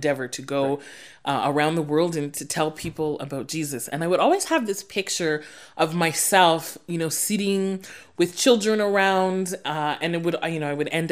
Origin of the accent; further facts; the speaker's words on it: Sudbury, Ontario, Canada; moved away as an adult; now in Saskatoon, Canada; growing up in Sudbury